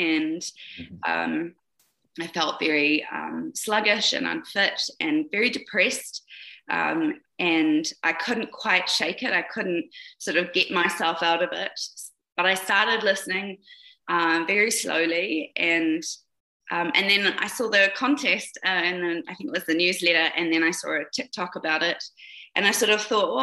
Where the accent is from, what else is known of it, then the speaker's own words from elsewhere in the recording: New Zealand; now in Kamloops, Canada; I was actually born in New Zealand, but I live in Canada now. I'm a Kiwi